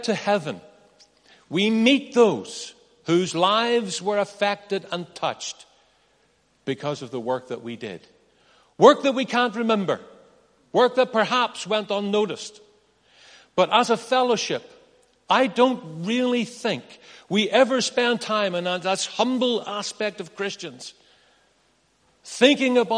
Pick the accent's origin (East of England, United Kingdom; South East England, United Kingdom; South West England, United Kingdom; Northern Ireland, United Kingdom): Northern Ireland, United Kingdom; I'm from Northern Ireland